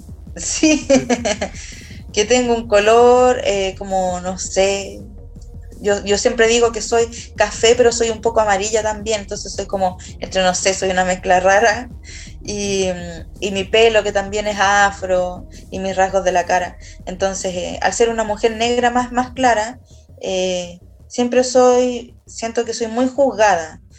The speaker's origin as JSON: {"language": "Spanish", "country": "Chile", "said": "acá en Chile nosotros somos súper latinos"}